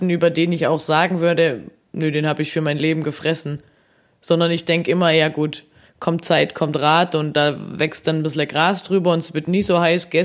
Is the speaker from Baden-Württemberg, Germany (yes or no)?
yes; Baden-Württemberg, Germany; ich komme ja gar nicht von hier. Also ich komme ja aus dem Schwabenland und komme vom Dorf